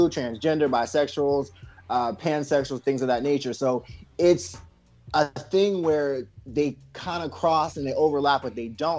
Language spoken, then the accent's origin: English; Potomac, Maryland, United States; moved away; also born or lived in southern Virginia; I'm originally from Potomac, Maryland. I transitioned to Virginia, southern part of Virginia, in the late 90s.